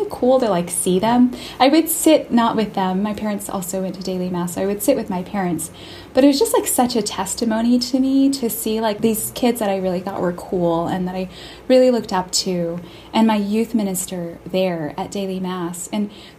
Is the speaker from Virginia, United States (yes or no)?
no; Tempe, Arizona, United States; now in Boston, United States; I live in Boston, and I'm from Tempe, Arizona